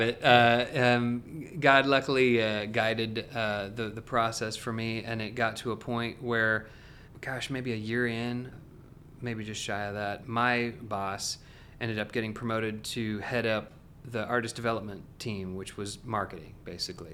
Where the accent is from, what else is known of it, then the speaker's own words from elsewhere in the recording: Salem, Oregon, United States; now in Franklin, United States; I am originally from Salem, Oregon, so, uh, a long way from here.